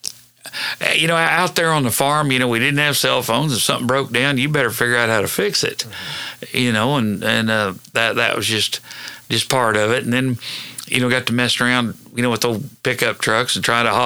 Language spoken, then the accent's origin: English; Hennessey, Oklahoma, United States; I went to school and grew up in Hennessy.